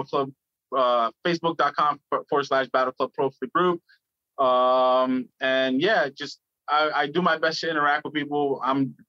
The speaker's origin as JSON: {"language": "English", "town": "New York City", "region": "New York", "country": "United States", "said": "I'm from Brooklyn"}